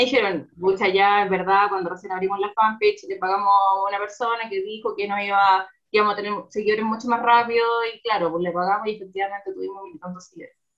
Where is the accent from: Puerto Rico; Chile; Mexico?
Chile; Concepción, Biobío; moved away as an adult; now in Santiago, Chile; soy de Conce, ahí estudié